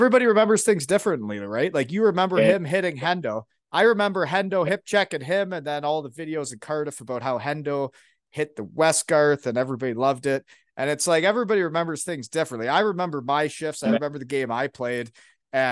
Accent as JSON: {"language": "English", "town": "Elmira", "region": "Ontario", "country": "Canada", "said": "I'm from Elmira, Ontario"}